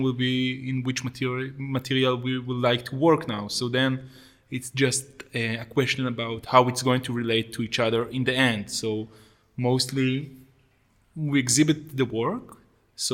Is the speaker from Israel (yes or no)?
yes; Israel; also born or lived in Jerusalem; I grew up in a kibbutz, which is a kind of a socialist village between Jerusalem and Tel Aviv